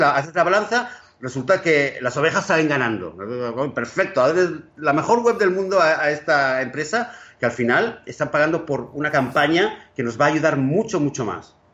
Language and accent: Spanish; Barcelona, Catalonia, Spain; now in Israel; Barcelona, donde yo nací